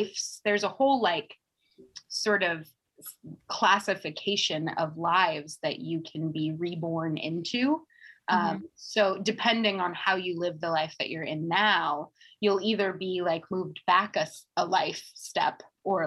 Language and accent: English; Seattle, Washington, United States; I grew up in Seattle, Washington